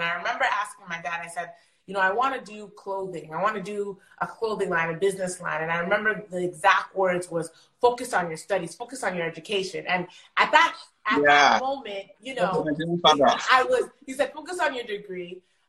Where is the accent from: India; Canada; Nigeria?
Nigeria; I am a Nigerian woman of God, doctor looking to help people